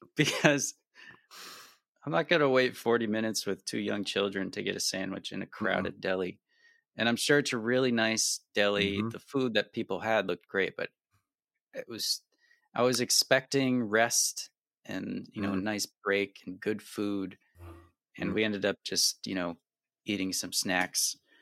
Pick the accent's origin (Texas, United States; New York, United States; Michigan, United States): New York, United States; near the Adirondacks; I grew up near the Adirondacks and did a lot of camping